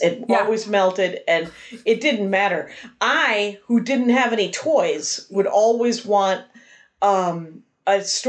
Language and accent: English; Southern Wisconsin, United States; I am from Wisconsin. Southern Wisconsin never called it hot dish. We called it casserole.